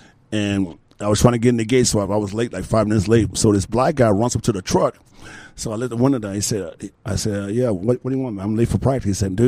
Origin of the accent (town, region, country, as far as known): Philippines